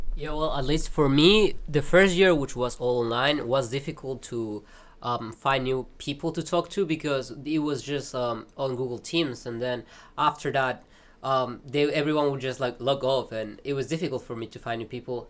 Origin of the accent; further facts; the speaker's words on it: Peru; moved away as an adult; now in Kraków, Poland; I'm from Peru